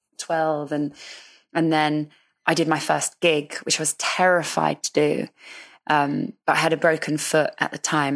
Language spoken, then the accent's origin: English; London, United Kingdom; I was coming from Northwest London to South London